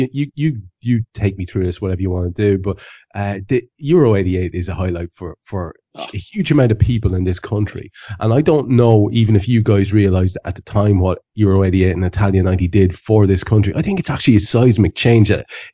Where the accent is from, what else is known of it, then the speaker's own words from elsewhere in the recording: County Meath, Ireland; I'm a Meath man. I'm a Meath man.